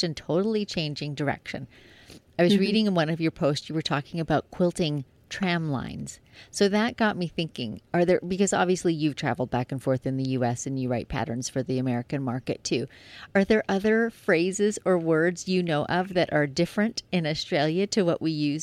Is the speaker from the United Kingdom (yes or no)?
no; Canada; I'm Canadian